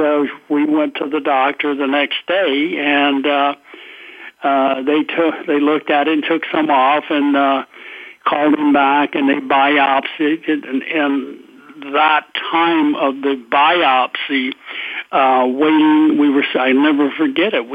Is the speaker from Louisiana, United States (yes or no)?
yes; Louisiana, United States; I'm from Louisiana